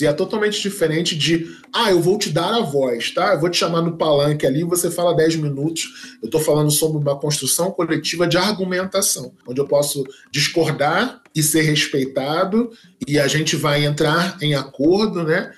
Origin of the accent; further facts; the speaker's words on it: Duque de Caxias, Rio de Janeiro, Brazil; eu sou oriundo da Baixada Fluminense, Duque de Caxias